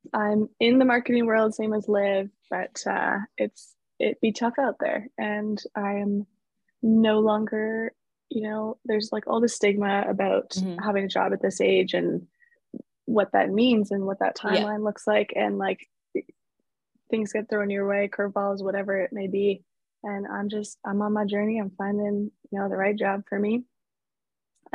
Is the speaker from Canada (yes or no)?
yes; Toronto, Ontario, Canada; We're both from Toronto